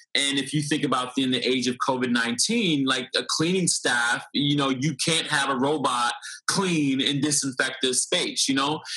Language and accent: English; Fort Lauderdale, Florida, United States; Florida, Fort Lauderdale, Florida.